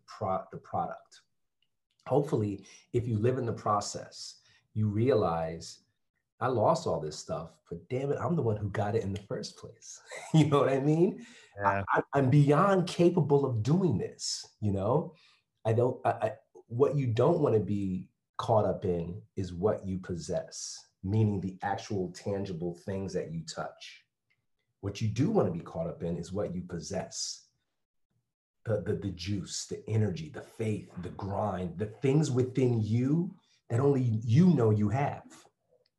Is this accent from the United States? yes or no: yes; Bridgeport, Connecticut, United States; moved away; also born or lived in Stamford, Connecticut / Florida; And my folks eventually moved to Bridgeport. And I grew up in Bridgeport